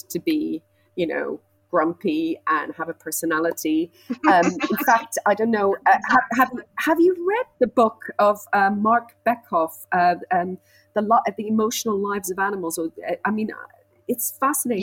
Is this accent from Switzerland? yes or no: yes; Switzerland; I grew up in Switzerland, so I was surrounded by animals